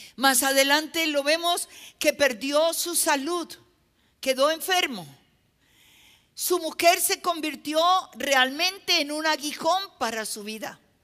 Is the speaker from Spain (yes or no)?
no; Nariño, Colombia; En mi país hay una zona del país que, es al, departamento que yo pertenezco, ¿no? Nosotros somos costa